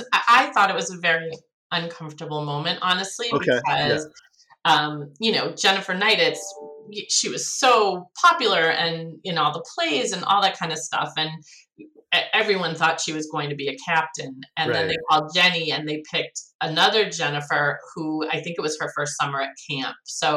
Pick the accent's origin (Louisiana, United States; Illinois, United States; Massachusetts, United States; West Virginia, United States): Massachusetts, United States; Needham; because I was from Needham, I think they were from Wellesley.